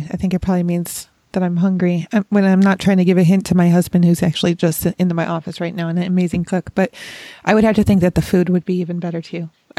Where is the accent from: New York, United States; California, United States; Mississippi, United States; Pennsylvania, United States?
New York, United States; Rochester; I'm from the Northeast myself. I'm from Rochester, New York.